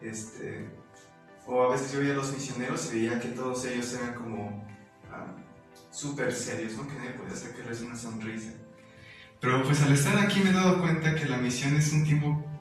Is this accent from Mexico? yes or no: yes; State of Mexico, Mexico; moved away as an adult; now in Tijuana, Mexico; soy del Estado de México y tengo 18 años.